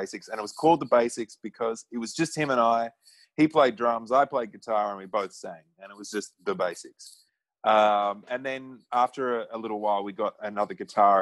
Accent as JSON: {"language": "English", "country": "Australia", "tie": "born or raised there", "said": "growing up in Australia"}